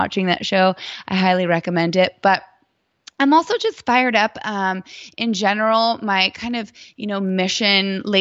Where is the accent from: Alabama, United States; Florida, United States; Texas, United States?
Florida, United States; Titusville; moved away as an adult; also born or lived in New York; now in Dallas, United States; I was born in New York and raised in Titusville, Florida